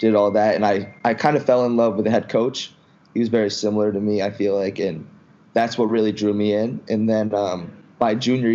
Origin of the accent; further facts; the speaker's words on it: Connecticut, United States; moved away as an adult; also born or lived in North Carolina; now in Charleston, United States; I grew up in Connecticut.